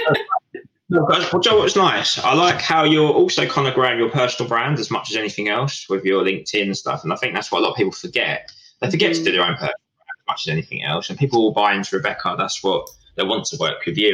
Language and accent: English; Essex, East of England, United Kingdom; also born or lived in Portsmouth; we're from Essex, we're inherently quite friendly